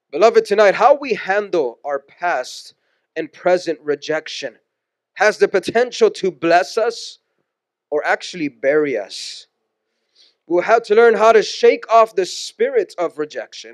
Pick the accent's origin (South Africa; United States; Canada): United States; Houston, Texas; moved away; also born or lived in San Pedro Sula, Honduras / Washington; We're born and raised in Houston, Texas, so we saw snow for the first time when we moved to Washington